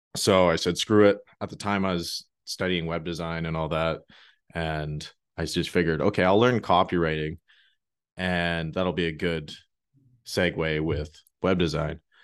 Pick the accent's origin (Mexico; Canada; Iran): Canada; being Canadian